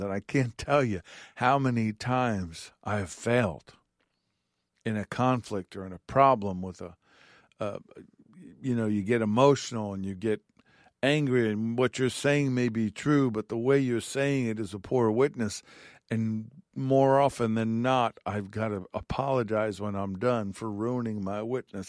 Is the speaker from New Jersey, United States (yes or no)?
no; New York, United States; growing up in New York and being in apartments or apartment buildings